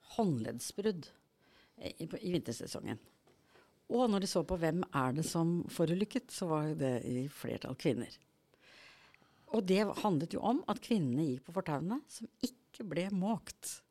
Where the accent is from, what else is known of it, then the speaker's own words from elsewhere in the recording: Norway; jeg vokste opp på Hardangervidda